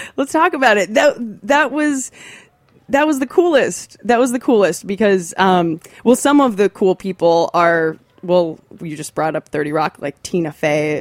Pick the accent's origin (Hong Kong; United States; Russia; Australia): United States; Athens, Ohio; I'm from Athens, Ohio. It's a small, little college town.